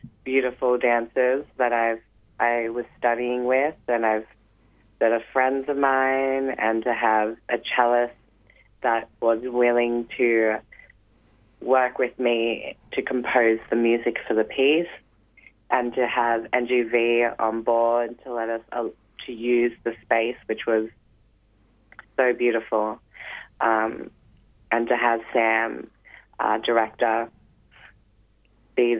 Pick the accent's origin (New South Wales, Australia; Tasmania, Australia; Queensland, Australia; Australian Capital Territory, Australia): New South Wales, Australia; Newcastle; now in Melbourne, Australia; I live here in Melbourne. I came from Newcastle, New South Wales, and started training here full-time dance